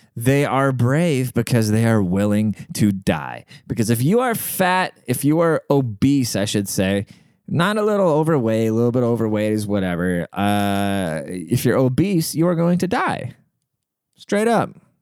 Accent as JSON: {"language": "English", "town": "Seattle", "region": "Washington", "country": "United States", "said": "I'm from Seattle, like the most liberal place in the world."}